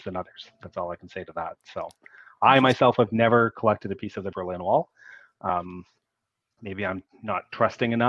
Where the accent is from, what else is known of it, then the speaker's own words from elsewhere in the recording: Canada; I'm a Canadian.